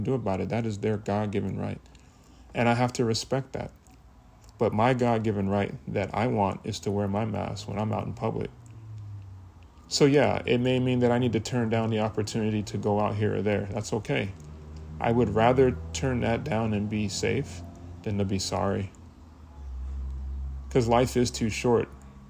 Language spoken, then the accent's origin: English; United States; I was born in America